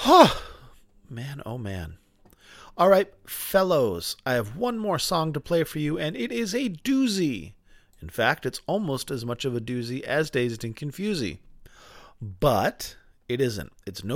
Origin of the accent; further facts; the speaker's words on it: Boston, Massachusetts, United States; We're both from the Boston area and from the same time